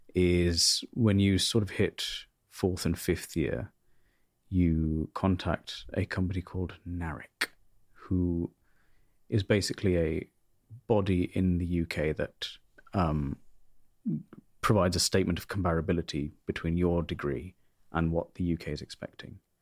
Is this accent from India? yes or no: yes; North India, India; now in United Kingdom; The uni was in South India and I'm North Indian